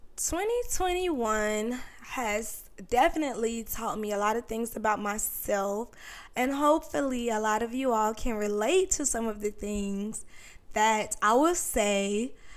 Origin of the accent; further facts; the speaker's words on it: North Carolina, United States; moved away as an adult; now in Virginia Beach, United States; I'm originally from North Carolina, but I moved to Virginia Beach